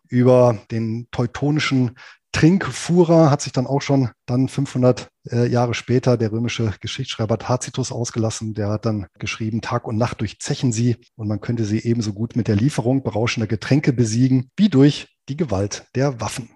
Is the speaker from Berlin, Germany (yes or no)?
no; southern Lower Saxony, Germany; hier in meiner Heimatregion in Südniedersachsen